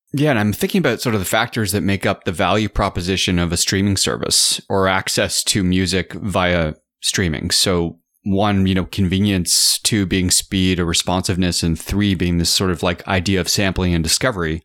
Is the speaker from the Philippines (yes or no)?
no; Canada; as a Canadian